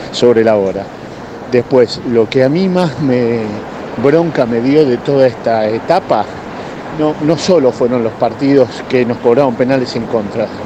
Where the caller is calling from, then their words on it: Belgrano, Buenos Aires, Argentina; Hola muchachos, buenas tardes. Soy … de Belgrano.